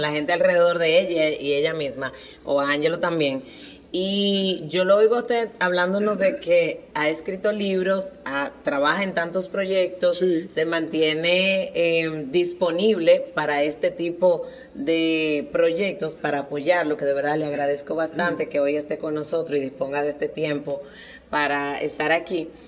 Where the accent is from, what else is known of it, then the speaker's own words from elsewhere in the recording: Cibao, Dominican Republic; los cibaeños deberíamos